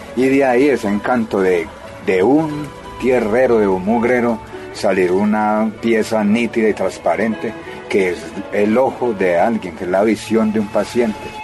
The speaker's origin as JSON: {"language": "Spanish", "area": "Paisa region", "region": "Caldas", "country": "Colombia", "said": "como somos paisas"}